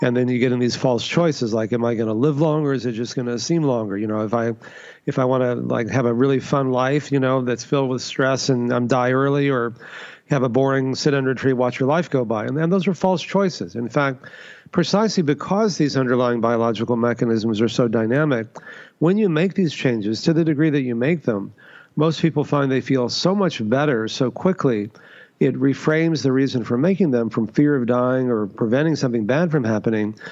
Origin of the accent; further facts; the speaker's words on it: Texas, United States; I grew up in Texas, you know, the meat capital of the U.S.